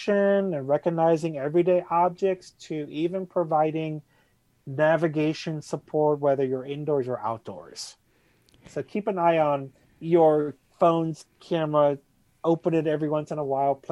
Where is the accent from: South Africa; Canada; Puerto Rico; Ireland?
Puerto Rico; now in Boston, United States; I'm originally from Puerto Rico